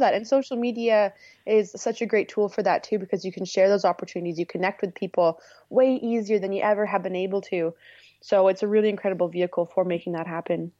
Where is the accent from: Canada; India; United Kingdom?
Canada; Manitoulin Island, Northern Ontario; moved away as an adult; also born or lived in Tofino, British Columbia; I moved to Northern Ontario to the Great Lakes, to another island called Manitoulin